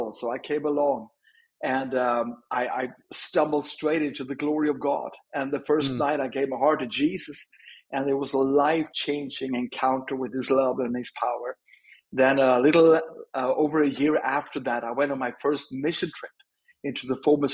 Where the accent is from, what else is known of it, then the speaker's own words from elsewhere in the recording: Sweden; I'm from Sweden, born and raised